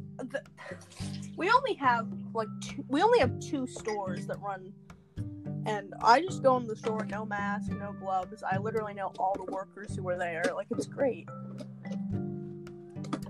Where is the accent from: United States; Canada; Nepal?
Canada; I like my country. I like Canada.